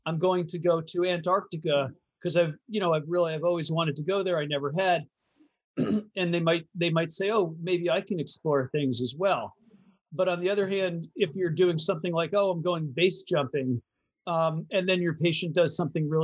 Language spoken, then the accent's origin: English; Eastern Seaboard, East Coast, United States; I'm from the Eastern Seaboard